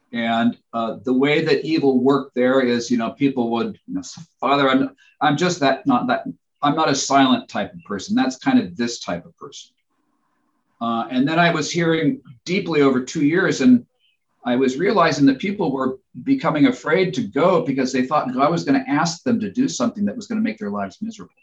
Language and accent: English; Spokane, Washington, United States; in my house growing up in Spokane, Washington